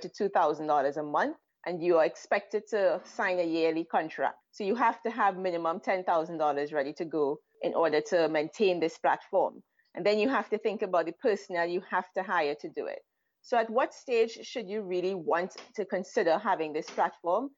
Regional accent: Trinidad & Tobago; moved away as an adult; now in Israel; I'm originally from Trinidad and Tobago

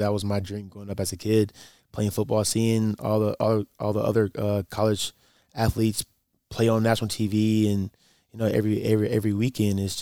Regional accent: Wetumpka, Alabama, United States; moved away as an adult; now in Mount Pleasant, United States; I'm from Wetumpka, Alabama

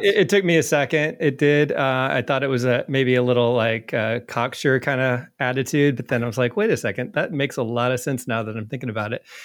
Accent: Indiana, United States; moved away as an adult; also born or lived in New York; moved to, back to my home state of Indiana

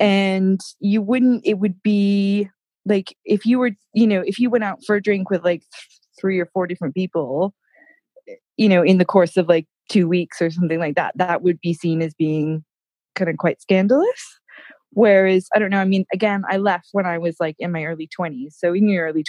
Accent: United States; now in United Kingdom; I've now been in the UK for it's about 14 years now, and I know that long, right? And my accent, I do quite English because I've been over here for so long, but then as soon as I speak to an American, I do go more American.

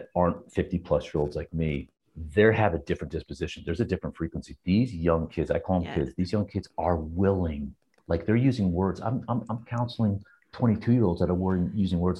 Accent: New Jersey, United States; He raised us in Jersey

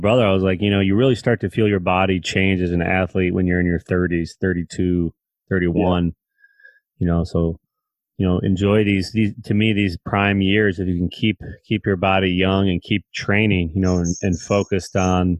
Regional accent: Northern Michigan, United States; we're from Northern Michigan

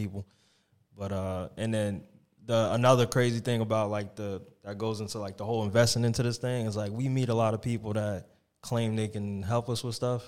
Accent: Dover, New Jersey, United States; in my hometown in Dover. It was a park I grew up

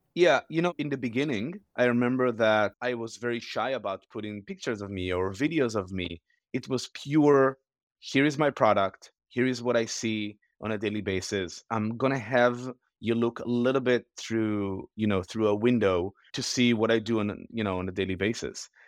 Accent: Israel; moved away as an adult; also born or lived in Los Angeles; I was born and raised in Israel on a small farm

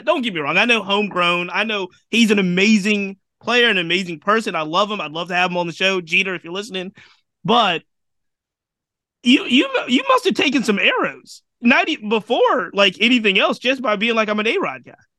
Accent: Virginia, United States; I, I, live and I'm from Virginia

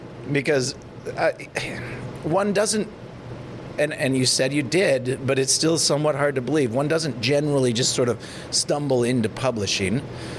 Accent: Elk River, Minnesota, United States; I grew up in Elk River.

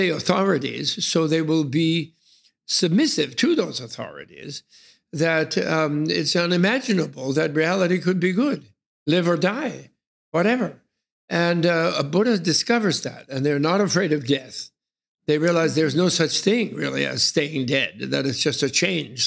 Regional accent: New York City, New York, United States; I chose to be born in New York City in the beginning of World War II.

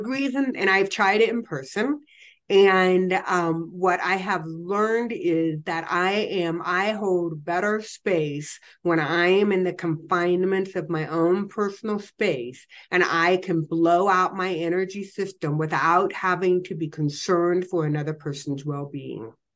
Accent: Illinois, United States; moved away as an adult; also born or lived in Colorado Springs / Ho Chi Minh City; I, I was raised in Illinois, you know, I was kind of like a farm girl

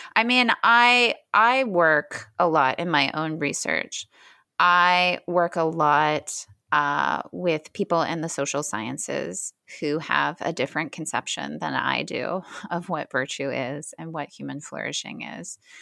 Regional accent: Hamilton, Ohio, United States; moved away; Middletown is about eight minutes from my hometown, Hamilton, and it's basically the same place.

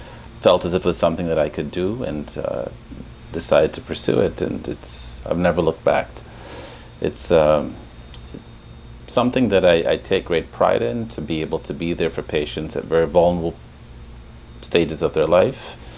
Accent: Jamaica; also born or lived in London, United Kingdom; now in Chicago, United States; So I was born in London, grew up in Jamaica, on a farm in Jamaica.

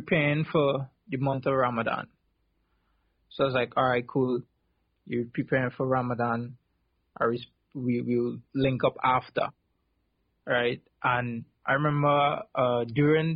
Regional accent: South Trinidad, Trinidad & Tobago; where I grew up in South Trinidad

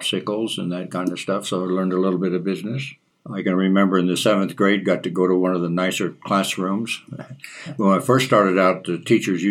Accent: Las Vegas, New Mexico, United States; moved away as an adult; I grew up in Las Vegas, New Mexico

